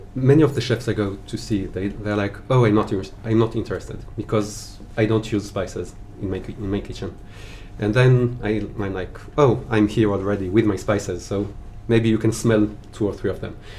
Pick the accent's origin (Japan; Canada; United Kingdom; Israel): Israel; moved away as an adult; now in Paris, France; I was born and raised in Israel